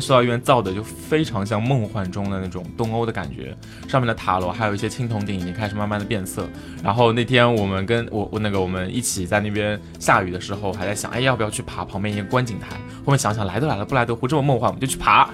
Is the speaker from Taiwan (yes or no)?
no; China; 作为中国人